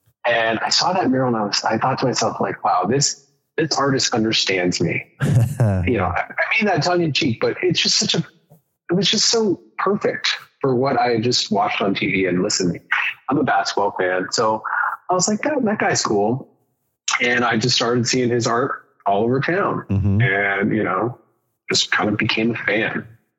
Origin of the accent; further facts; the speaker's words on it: Phoenix, Arizona, United States; moved away as an adult; now in Tucson, United States; I am originally from Phoenix, and I came to Tucson in 2003 to go to U of A.